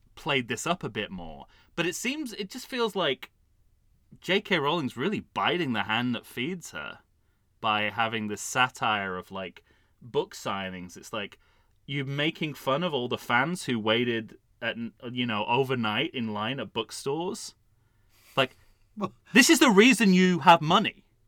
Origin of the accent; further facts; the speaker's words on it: United Kingdom; as a Brit